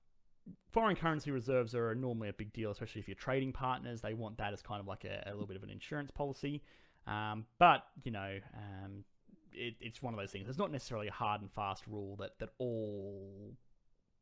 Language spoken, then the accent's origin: English; Australia; I'm Australian.